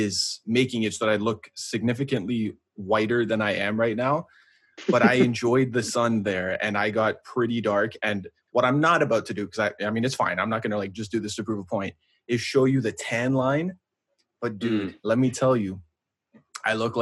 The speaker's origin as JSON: {"language": "English", "country": "Canada", "said": "we're from Canada"}